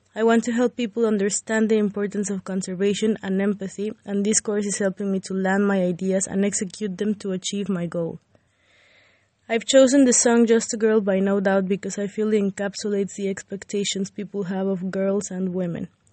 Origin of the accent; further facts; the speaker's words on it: Mexico; now in United Kingdom; I'm from Mexico and I migrated.